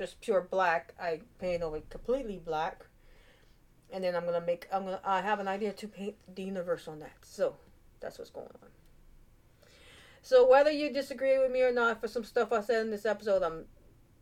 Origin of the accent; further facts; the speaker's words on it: United States; I'm American, born and raised